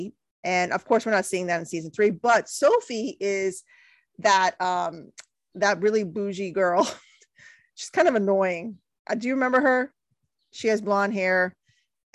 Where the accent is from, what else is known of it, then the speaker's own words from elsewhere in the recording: India; I know I'm Indian. I'm putting my Indian culture to shame